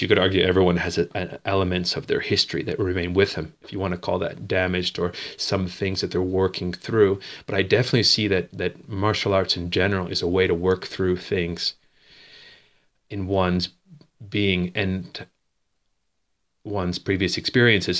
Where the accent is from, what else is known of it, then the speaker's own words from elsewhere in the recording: Dartmouth, Nova Scotia, Canada; moved away as an adult; also born or lived in Bridgewater, Nova Scotia; now in Spain; I grew up in, uh, Dartmouth, a twin city of Halifax in Nova Scotia on the East Coast.